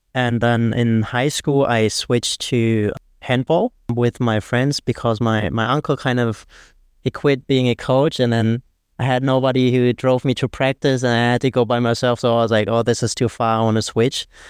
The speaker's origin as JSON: {"language": "English", "country": "Germany", "tie": "born or raised there", "moved": "as an adult", "lives_now": "Bangkok, Thailand", "said": "I'm half Thai, half German. I grew up in Germany, went there for school and everything, and then I moved here for work"}